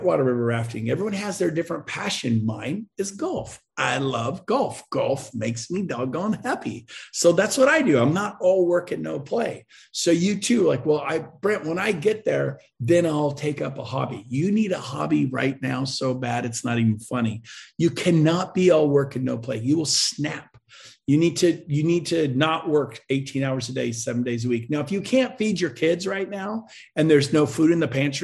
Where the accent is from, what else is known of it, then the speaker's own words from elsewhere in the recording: West Coast, United States; now in Puerto Rico; I'm from the West Coast